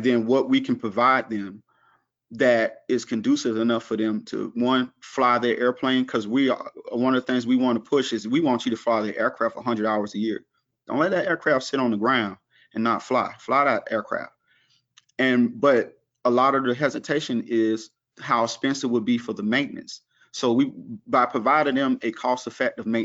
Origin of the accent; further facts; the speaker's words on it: the South, United States; I'm from the South, so we provide a Southern hospitality type atmosphere